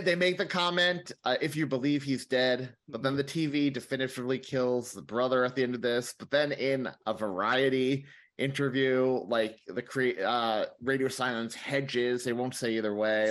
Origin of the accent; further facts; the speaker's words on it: New York City, New York, United States; as a New Yorker